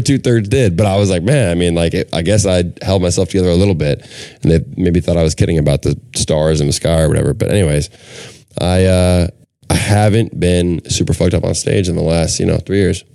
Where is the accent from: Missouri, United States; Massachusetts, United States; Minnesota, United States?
Minnesota, United States; I'm from Minnesota